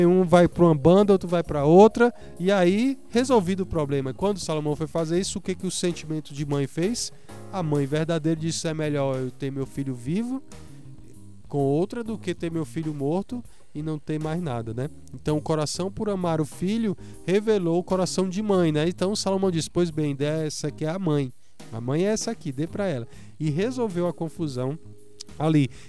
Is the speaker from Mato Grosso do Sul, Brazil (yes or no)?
no; Ceará, Brazil; now in Pernambuco, Brazil; Eu sou cearense aqui de coração, nasci do Ceará e é uma terra maravilhosa.